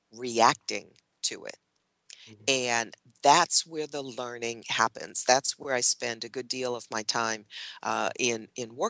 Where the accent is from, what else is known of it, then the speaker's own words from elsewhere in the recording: New Jersey, United States; moved away; I grew up in New Jersey